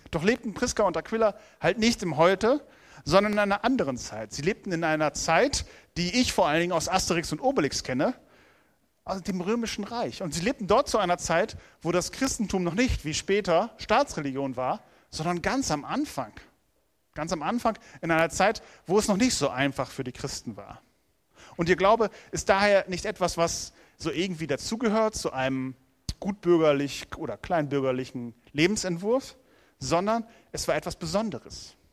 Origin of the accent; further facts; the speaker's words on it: Lower Saxony, Germany; Am Hang des Wiengebirges, dort bin ich aufgewachsen. Das war meine Heimat. Felder, Wiesen, Wälder, soweit das Auge reicht.